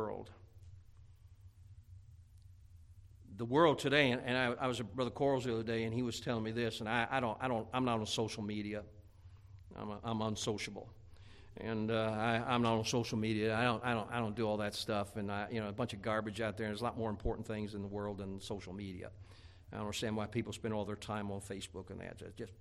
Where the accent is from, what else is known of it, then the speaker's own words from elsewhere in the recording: Indiana, United States; moved away; growing up in Indiana